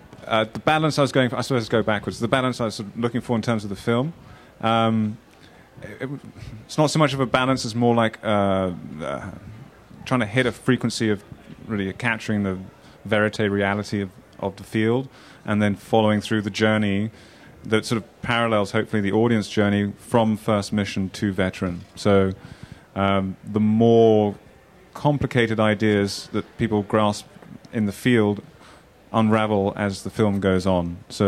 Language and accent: English; Kenya; I also spent quite a bit of my life growing up in Kenya